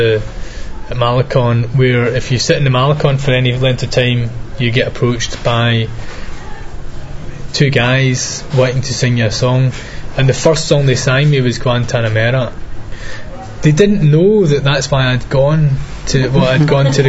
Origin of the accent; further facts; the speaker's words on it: Scotland, United Kingdom; So I was from Scotland